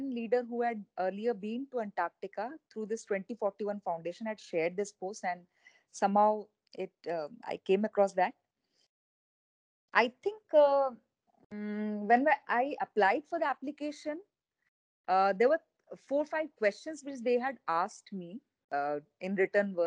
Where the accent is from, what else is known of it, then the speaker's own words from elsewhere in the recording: Odisha, India; I intend to come back and work for my home state, Odisha